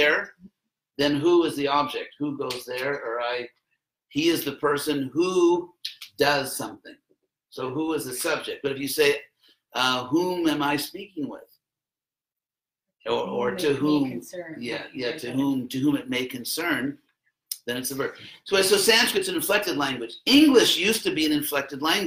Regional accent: Los Angeles, California, United States; I was actually born in Los Angeles

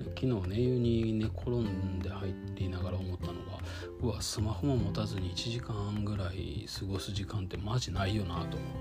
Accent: Kyoto, Japan; moved away; 京都で生まれて京都で育ってでその時から出たかったんですよ

